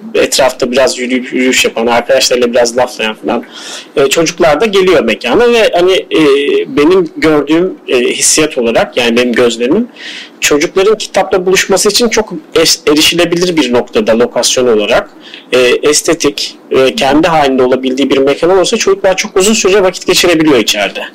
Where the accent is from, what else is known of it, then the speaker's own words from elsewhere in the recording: Adana, Turkey; moved away as an adult; also born or lived in Istanbul; ben Adana'da doğdum. Ee, e, Adana doğumluyum. Ee, ilk motorumu orada tamamladıktan sonra üniversite için İstanbul'a geldim.